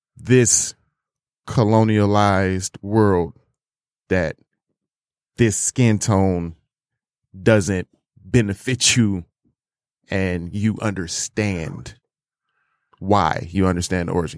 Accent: United States; me growing up in America, being a young black man

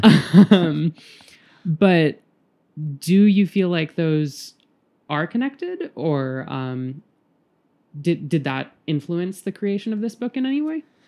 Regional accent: Birmingham, Alabama, United States; moved away; also born or lived in New York; I'm from Birmingham, Alabama

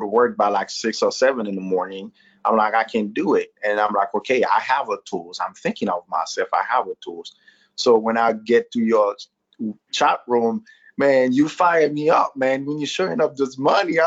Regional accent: Haiti; moved away as an adult; also born or lived in Florida; now in Tennessee, United States; I'm Haitian and born and raised in Haiti

